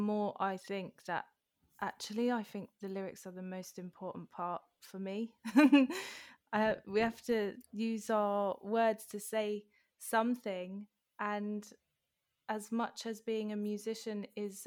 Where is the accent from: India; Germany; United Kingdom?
United Kingdom; London; moved away; when my mum left Wembley, for example, a few years ago, I thought, am I still from there